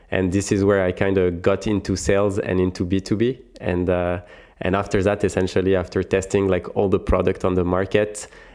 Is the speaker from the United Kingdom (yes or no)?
no; France; accent: French; English is a second language; I'm French. You probably can hear it from my accent.